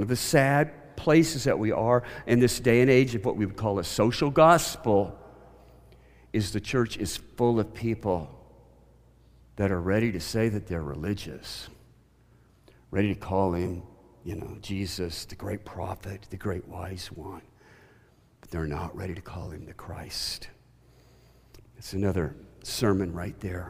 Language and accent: English; the Bible Belt, United States; I grew up in the Bible Belt